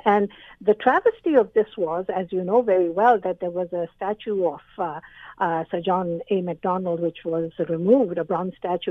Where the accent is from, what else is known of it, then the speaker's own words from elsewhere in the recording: Pakistan; now in Canada; we are from Pakistan